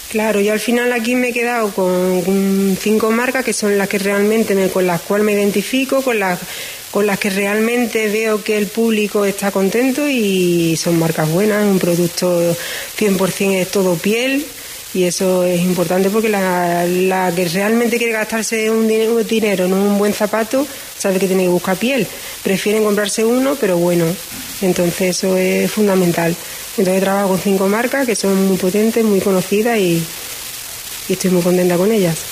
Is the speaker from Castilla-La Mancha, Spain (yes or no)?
no; La Redondela / Isla Cristina, Andalusia, Spain; yo soy de la Cristina